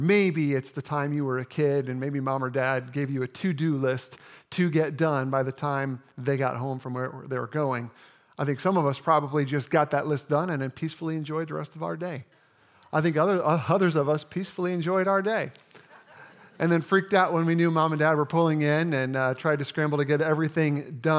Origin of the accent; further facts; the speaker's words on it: Indiana, United States; I grew up playing basketball in Indiana, and by the time I was in seventh grade, I was ready to join our school's junior high team.